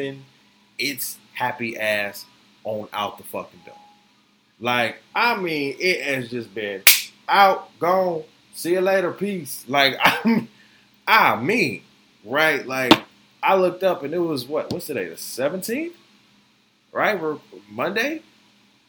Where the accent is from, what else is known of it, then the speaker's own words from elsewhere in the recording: Florida, United States; also born or lived in Grand Rapids, Michigan; now in New York, United States; I'm from Florida